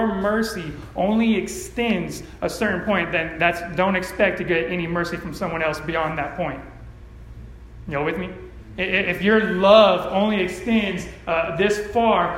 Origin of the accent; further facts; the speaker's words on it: California, United States; I grew up in California